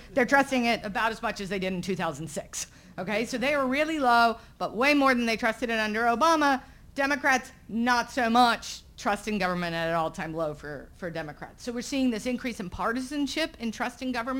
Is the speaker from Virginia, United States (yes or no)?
yes; Southern Virginia, United States; moved away as an adult; my hometown in Southern Virginia